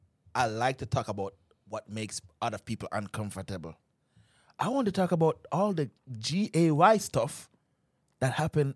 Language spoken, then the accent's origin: English; Jamaica; Me as a Jamaican, I'm going to see them thing there. Jamaican, I say certain things where we can't say.